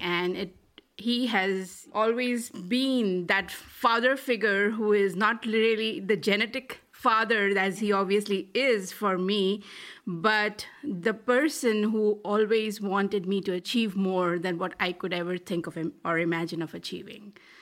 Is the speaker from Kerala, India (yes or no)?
no; Delhi, India; moved away as an adult; also born or lived in Malaysia; I grew up in Delhi and, uh, did my P H D from, you know, Delhi University